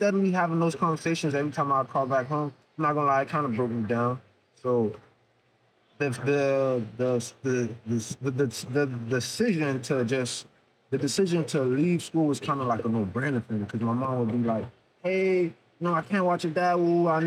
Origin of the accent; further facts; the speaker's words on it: Miami, Florida, United States; I'm from Miami